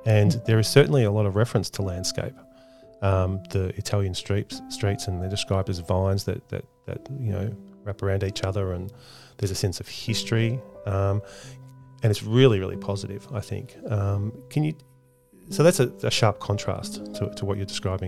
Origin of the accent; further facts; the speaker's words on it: Australia; as an Australian living here